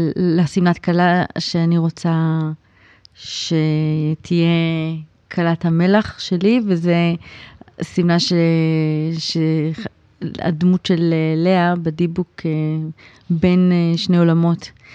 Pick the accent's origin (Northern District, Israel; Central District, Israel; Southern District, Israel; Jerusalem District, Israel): Jerusalem District, Israel; Jerusalem; now in Tel Aviv, Israel; אני בכלל ירושלמית